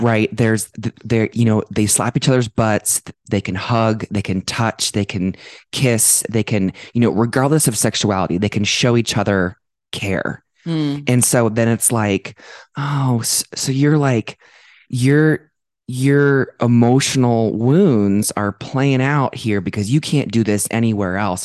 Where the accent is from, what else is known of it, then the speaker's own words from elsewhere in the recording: Dublin, Ohio, United States; now in Denver, United States; growing up in Dublin, Ohio